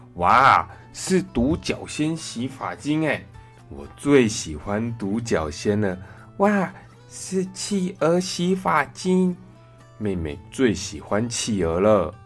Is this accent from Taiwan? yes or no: yes; Taiwan; 好在啊，我们台湾人，嗯，真的很厉害。